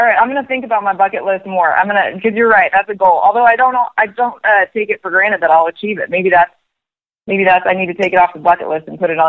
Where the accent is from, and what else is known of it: Oregon, United States; born or raised there